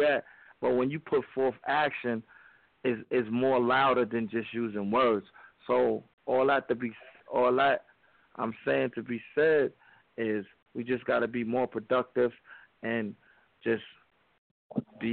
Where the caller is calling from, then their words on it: New York City, New York, United States; I'm calling from Harlem.